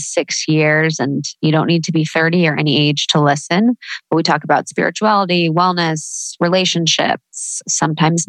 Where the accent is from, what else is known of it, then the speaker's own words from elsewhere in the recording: Midwest, United States; now in Los Angeles, United States; living in the Midwest, growing up in the Midwest